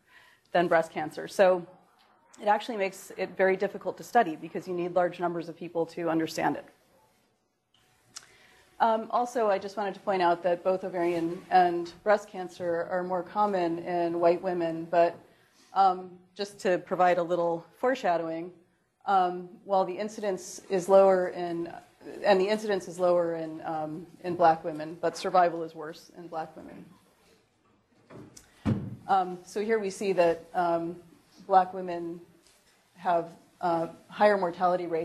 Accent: Rochester, New York, United States; Uh, Rochester, New York.

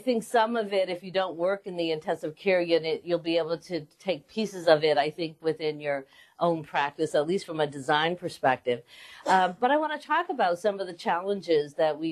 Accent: Western Massachusetts, United States; moved away as an adult; also born or lived in Boston, Massachusetts; now in Philadelphia, United States; I grew up in Western Mass.

